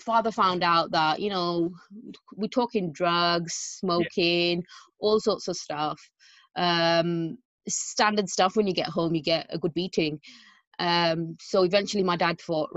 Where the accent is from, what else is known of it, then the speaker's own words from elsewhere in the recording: London, United Kingdom; It was East London, so I was raised in East London.